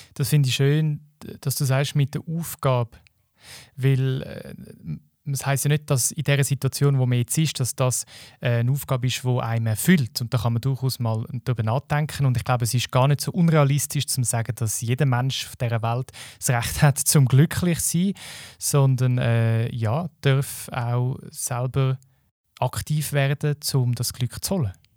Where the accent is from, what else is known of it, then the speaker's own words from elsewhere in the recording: Switzerland; bei uns in der Schweiz.